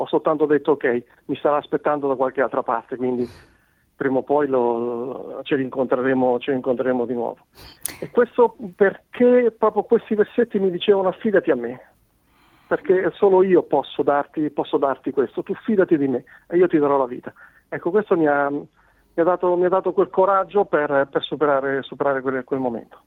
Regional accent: Marche, Italy; accent: marchigiano; now in Cesena, Italy; sono marchigiano, come si sente dalla, da, dalla mm. parlata, ma non vivo, non vivo nelle Marche. In questo momento Vivo, vivo in Romagna, a Cesena

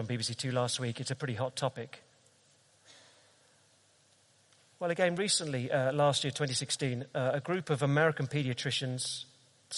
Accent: London, United Kingdom; I'm a Brit, and I'm a Londoner

